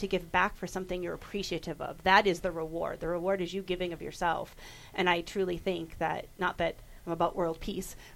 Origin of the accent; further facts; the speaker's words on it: Boston, Massachusetts, United States; now in Nevada, United States; I'm from Boston, so I had concrete. I didn't have the hills of Nevada, and the hills of Nevada are what I call home